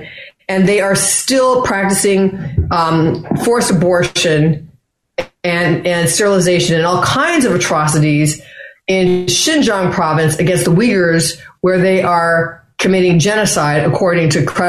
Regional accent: Los Angeles, California, United States; also born or lived in San Francisco Bay Area; growing up in Los Angeles

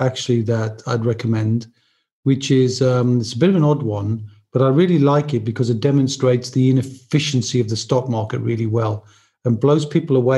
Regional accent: Newcastle upon Tyne, North East England, United Kingdom; moved away; I'm originally from Newcastle, as I mentioned, so I'm a very mad fan of Newcastle United.

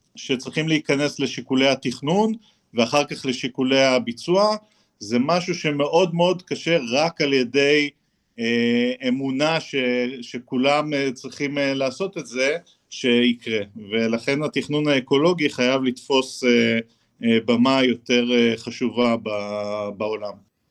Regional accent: Haifa, Haifa District, Israel; אני אדריכל חיפאי

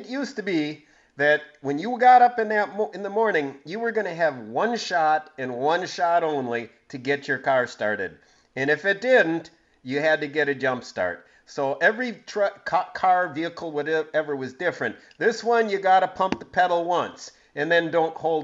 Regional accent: Green Bay, Wisconsin, United States; I grew up in Green Bay

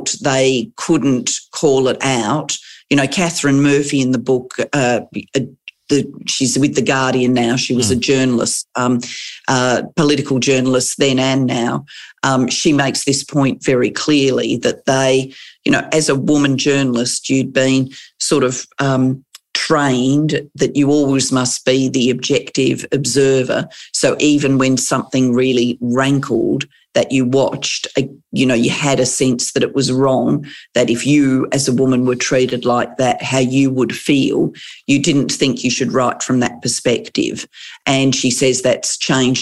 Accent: Adelaide, South Australia, Australia; also born or lived in London; I grew up in Adelaide. I returned to Adelaide.

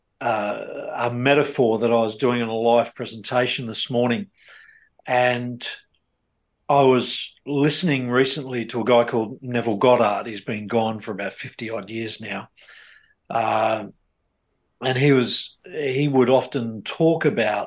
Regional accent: Australia; the life I was brought up in Australia

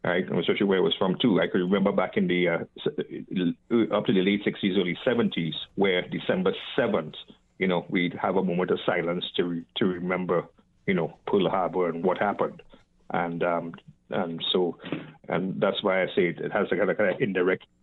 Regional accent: Trinidad & Tobago; now in Pendleton, United States; back in my native Trinidad, where I originally came from

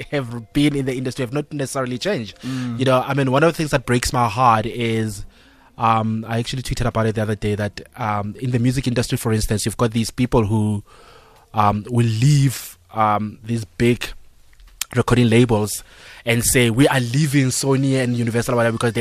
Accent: North West, South Africa; now in Johannesburg, South Africa; I'm a kid from Northwest

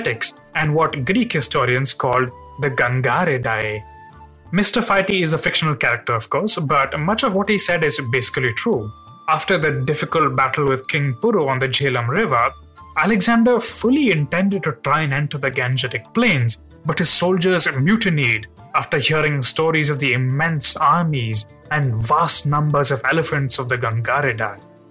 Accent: Hyderabad, Telangana, India; I grew up in Hyderabad in the South Indian state of Telangana

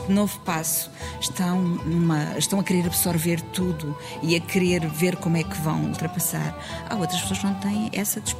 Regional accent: DR Congo; Portuguese is a second language; now in Portugal; sou do, da, da República Democrática do Congo, sou congolês. Uh, eu estou aqui em Portugal uh, desde de, mês de julho, dia 1 de julho.

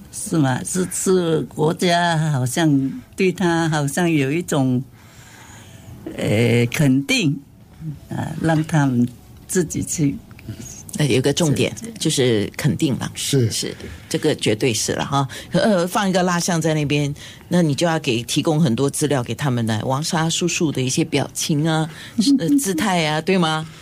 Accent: Singapore; 我们新加坡艺人要大海外去发展

